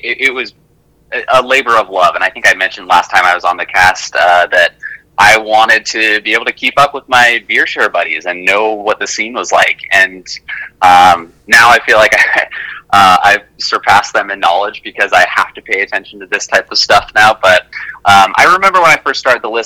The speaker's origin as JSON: {"language": "English", "town": "Salt Lake City", "region": "Utah", "country": "United States", "tie": "born or raised there", "said": "I grew up in Salt Lake City, Utah"}